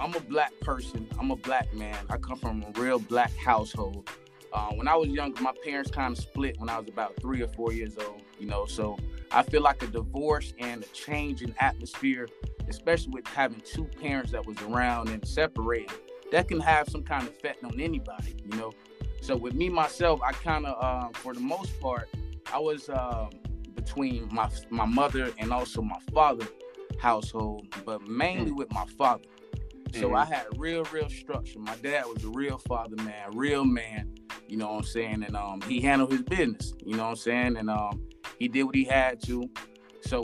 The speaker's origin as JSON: {"language": "English", "town": "West Palm Beach", "region": "Florida", "country": "United States", "also_born_or_lived": "Avon Park, Florida / Port St. Lucie, Florida", "said": "I'm from West Palm Beach, Florida"}